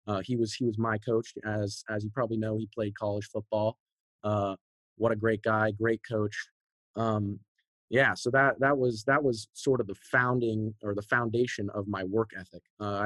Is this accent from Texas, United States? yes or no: yes; San Antonio, Texas, United States; also born or lived in Seattle, United States; Okay, so I was born up north in Seattle, Washington. My dad worked for Sprint back in the day, you know, startups. So we were moving around a lot. We've moved, I think, 6+ times all over the country. You know, we finally settled down in Texas, first in San Antonio